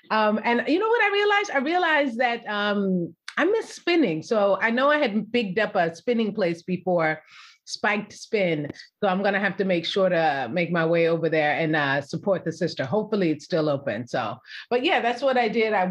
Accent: California, United States; I'm African American, born and raised in Cali.

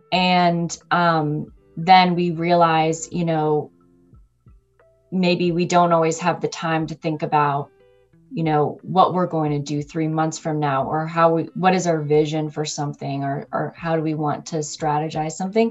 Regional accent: United States; I'm American working in US-based organization

